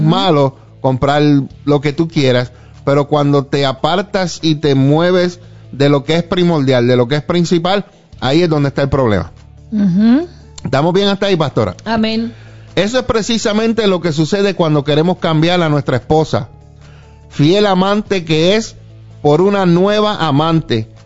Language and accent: Spanish; Puerto Rico; now in Arlington, United States; yo cuando crecía en Puerto Rico